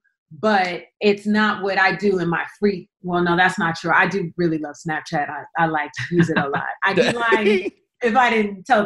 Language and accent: English; Los Angeles, California, United States; I'm from South Central